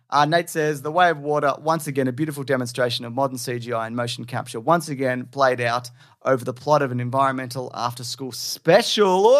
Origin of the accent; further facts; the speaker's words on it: Australia; I'm Australian